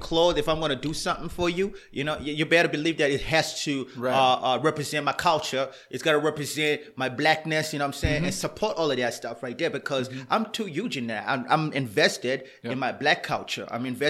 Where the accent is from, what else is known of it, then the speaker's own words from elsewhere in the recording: Toronto, Ontario, Canada; y'all know I'm from Toronto